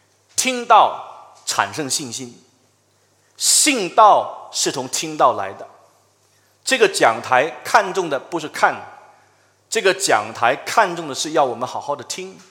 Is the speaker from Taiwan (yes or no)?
no; China; 这个有点像我们中国人常说的，就是一人做事一人当，有点类似。